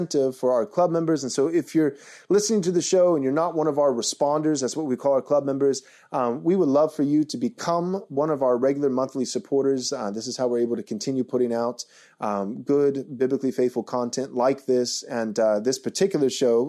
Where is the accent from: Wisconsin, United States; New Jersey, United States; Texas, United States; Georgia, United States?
Texas, United States; also born or lived in California; I grew up in Texas, was in California for a while, and moved back home to Texas